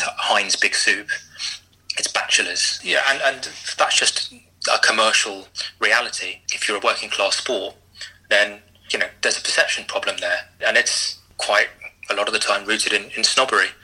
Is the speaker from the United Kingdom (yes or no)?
yes; London, United Kingdom; I grew up in in West London, which is about as far from a rugby league heartland as, as you could possibly imagine